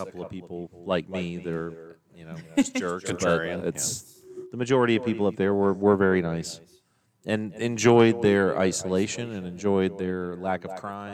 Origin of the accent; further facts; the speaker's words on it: Memphis, Tennessee, United States; moved away; also born or lived in Minot, North Dakota; I'm from Memphis